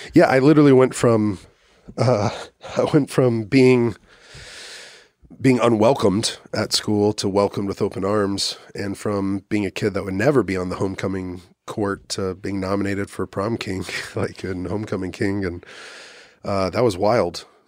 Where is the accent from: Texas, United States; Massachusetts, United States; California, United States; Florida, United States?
Texas, United States; also born or lived in Oklahoma City; now in Austin, United States; I'm a Texan